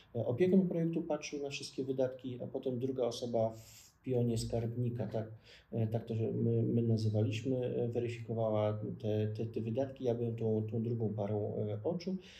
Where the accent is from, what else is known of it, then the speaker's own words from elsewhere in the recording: Ostrołęka, Masovian Voivodeship, Poland; moved away as an adult; also born or lived in Łódź; now in Warsaw, Poland; do mojego miejsca urodzenia, wychowania, czyli Ostrołęki